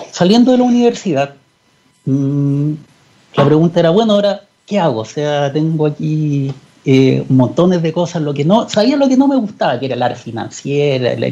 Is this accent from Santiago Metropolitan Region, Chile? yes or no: no; Chuquicamata, Antofagasta, Chile; mi padre es geólogo y yo viví cuando niño en Chuquicamata. Mi padre era eh, jefe de geología en Chuquicamata durante muchos años.